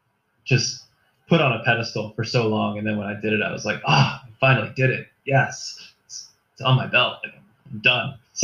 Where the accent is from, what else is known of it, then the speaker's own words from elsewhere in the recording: Gloucester, Massachusetts, United States; also born or lived in Rhode Island; I grew up in Gloucester, pretty much on the water, like literally, like I could walk to the waterfront.